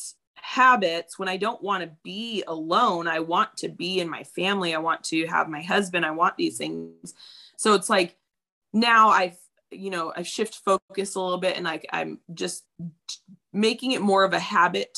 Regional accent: Apple Valley, California, United States; We grew up in Apple Valley

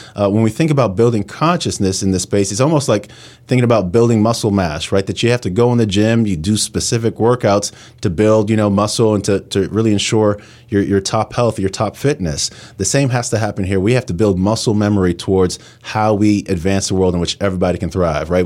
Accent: New York City, New York, United States; moved away as an adult; now in Pittsburgh, United States; I come from New York City, and I always thought, you know, I'd go back to New York

